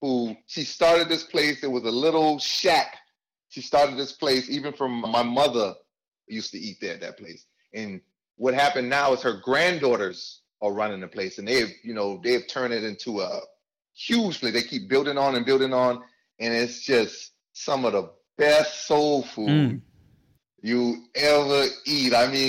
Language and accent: English; Charleston, South Carolina, United States; moved away as an adult; I'm from Charleston, South Carolina. {S3} Okay. {S0} That's where I was born. Charleston, South Carolina. Was there till I was about 18.